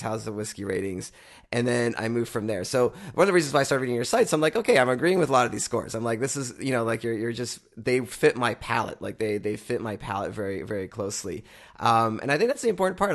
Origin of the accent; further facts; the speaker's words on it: Canada; we're from Canada